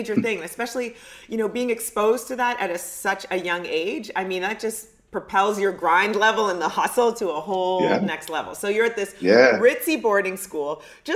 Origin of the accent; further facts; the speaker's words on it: Canada; I grew up in Canada, so the upbringing is really different